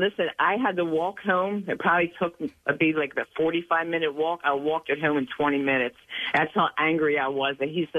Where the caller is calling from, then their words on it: Jacksonville, Florida, United States; I'm calling from Jacksonville, Florida.